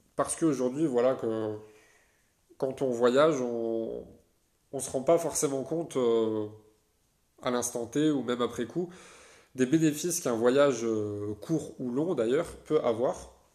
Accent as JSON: {"language": "French", "country": "France", "said": "en tant que Français"}